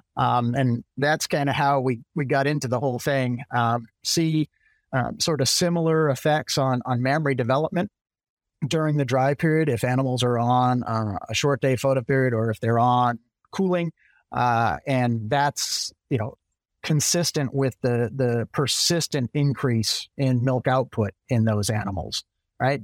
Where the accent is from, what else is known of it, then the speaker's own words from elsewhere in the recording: central Massachusetts, United States; moved away as an adult; also born or lived in Virginia / Michigan / Maryland / Illinois; now in Florida, United States; I'm originally from Massachusetts, kinda central Massachusetts, grew up on a small dairy